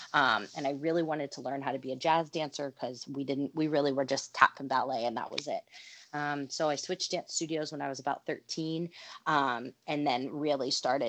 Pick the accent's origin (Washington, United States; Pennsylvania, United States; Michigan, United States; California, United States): Pennsylvania, United States; Pittsburgh; Pittsburgh, other side of state.